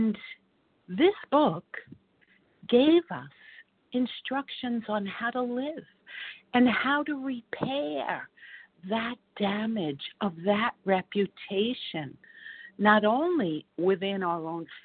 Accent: New York City, New York, United States; I grew up in Hell's Kitchen, the heart of the West Side

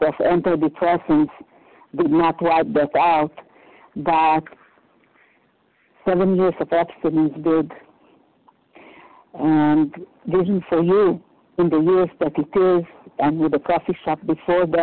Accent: Romania; moved away; I was born in 1941 in Romania, in the height of the war.

